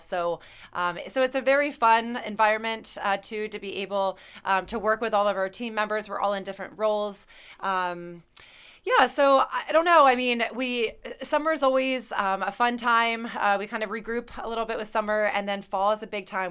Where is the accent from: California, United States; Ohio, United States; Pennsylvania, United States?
Pennsylvania, United States; Mount Joy; also born or lived in Lancaster, Pennsylvania; I grew up in uh, uh, Lancaster County. I grew up in Mount Joy